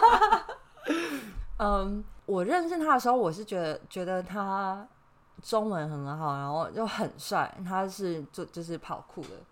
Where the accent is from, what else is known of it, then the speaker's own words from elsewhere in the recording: Taiwan; also born or lived in Ireland; 我身为一个台湾人，这对我来说没有差